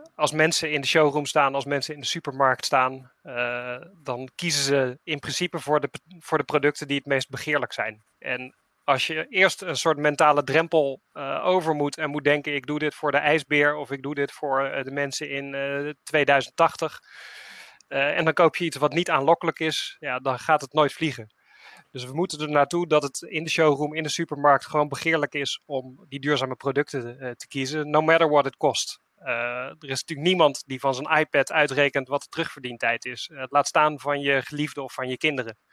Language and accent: Dutch; Utrecht, Netherlands; ben ik Utrechter